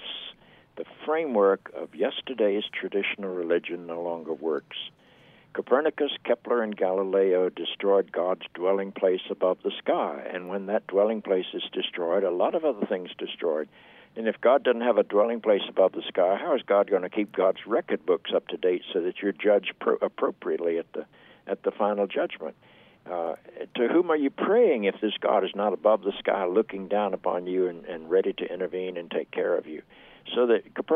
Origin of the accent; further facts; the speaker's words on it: Charlotte, North Carolina, United States; I grew up in the South. I grew up in Charlotte, North Carolina